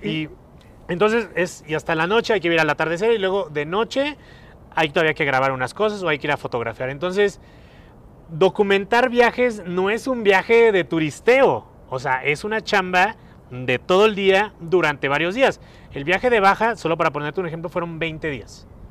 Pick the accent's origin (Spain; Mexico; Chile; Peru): Mexico; No soy italiano, soy muy mexicano